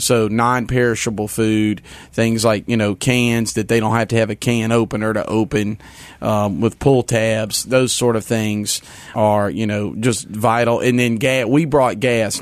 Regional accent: Hammond, Louisiana, United States; moved away; I'm a Louisianian. It's my home state. It's where I was born and raised

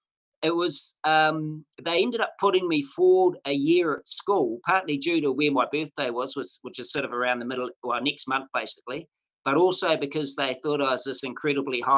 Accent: Mangakino, Waikato, New Zealand; When I was a young fellow, I was brought up in a place called Mangakino, which is just off the Waikato River

